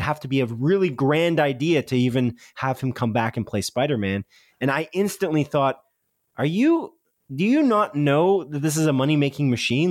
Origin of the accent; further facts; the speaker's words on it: Canada; because we're Canadian